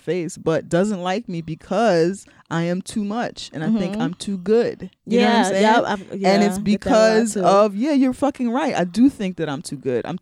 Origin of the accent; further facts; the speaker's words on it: New York, United States; And I'm from New York